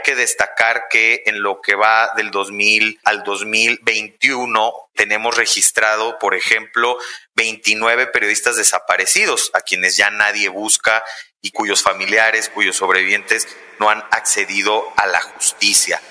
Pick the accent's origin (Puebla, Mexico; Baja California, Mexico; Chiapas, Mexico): Puebla, Mexico; en mi casa en Puebla, yo soy poblana